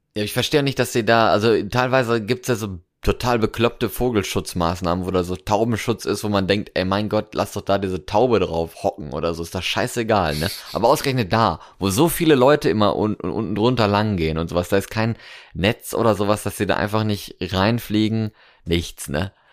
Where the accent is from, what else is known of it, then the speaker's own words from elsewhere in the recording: North Rhine-Westphalia, Germany; now in Cologne, Germany; aus meiner Heimat, so Westfalen